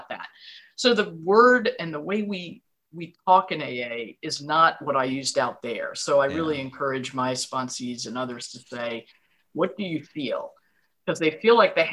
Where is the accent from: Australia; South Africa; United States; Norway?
United States; New York; now in Virginia, United States; I was born and brought up in New York